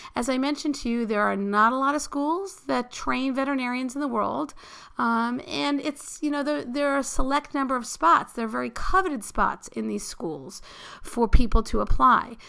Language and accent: English; New York City, New York, United States; I grew up in New York City